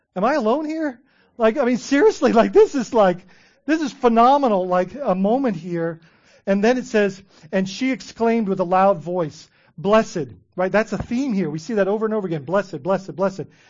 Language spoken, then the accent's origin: English; Bahamas; I grew up in the Bahamas